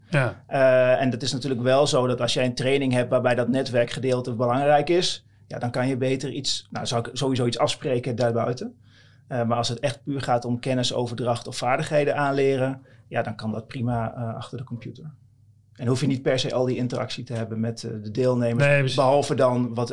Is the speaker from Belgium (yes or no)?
no; Dalen, Drenthe, Netherlands; Eh, ik kom uit Dalen, dat is een klein dorpje tussen Koevoorde en Emmen.